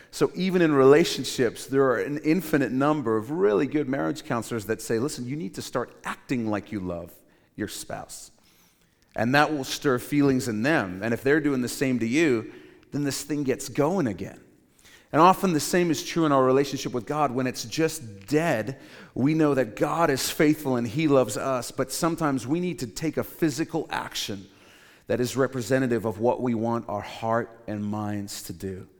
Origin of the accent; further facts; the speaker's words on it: Cape Town, Western Cape, South Africa; When I was growing up in Cape Town, South Africa, I went to this small Christian school